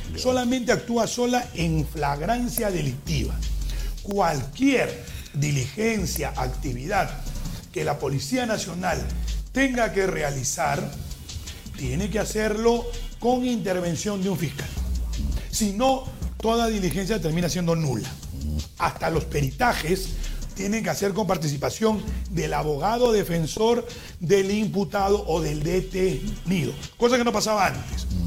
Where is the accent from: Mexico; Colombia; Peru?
Peru; tanto lo de la costa como lo de la sierra como lo de la selva somos peruanos